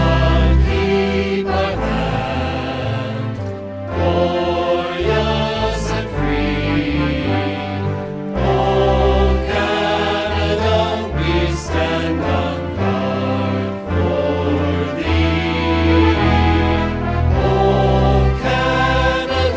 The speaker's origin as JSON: {"language": "English", "country": "United States", "said": "I'm an American"}